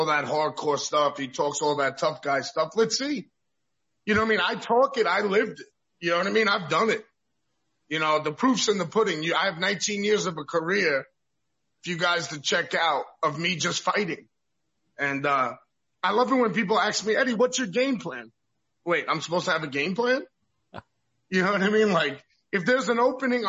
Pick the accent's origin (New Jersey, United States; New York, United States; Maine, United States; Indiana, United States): New York, United States; now in Florida, United States; I'm a New Yorker